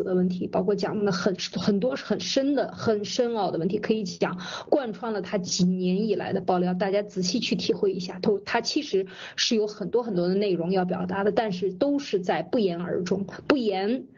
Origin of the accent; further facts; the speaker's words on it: China; 我们中国人走到哪儿为什么没有自信？